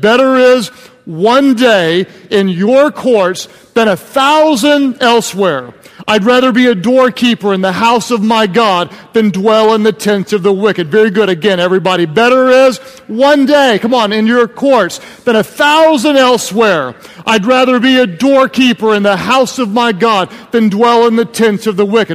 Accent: Oklahoma, United States; I'm from Oklahoma

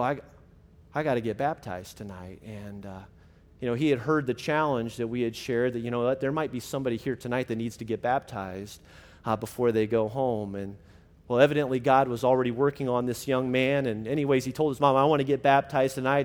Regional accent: Illinois, United States; my middle school and high school ministry growing up in Illinois

